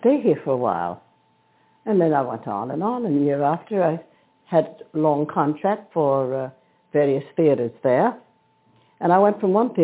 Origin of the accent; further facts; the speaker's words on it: New York City, New York, United States; moved away as an adult; also born or lived in Paris, France; now in London, United Kingdom; back as a Brooklyn girl. I'm British by marriage. Which you know, and I've been in London since 1938